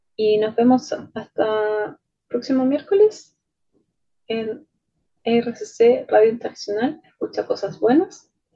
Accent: Chile; soy chilena

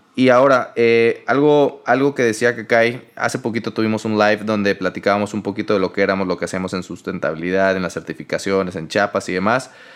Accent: Mexico; somos 100% orgullosos mexicanos

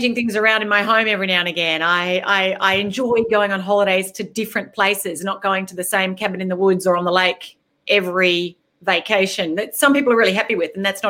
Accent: Australia; moved away as an adult; also born or lived in Singapore; now in Virginia, United States; even in Australia, felt like I grew up a long way from civilization. I mean, I grew up in a really rural area

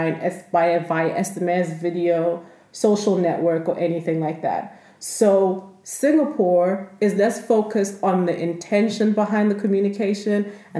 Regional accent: South Africa; moved away as an adult; also born or lived in Nigeria; now in Vienna, Austria; I was born in Nigeria and I went to school and grew up most of my life in South Africa

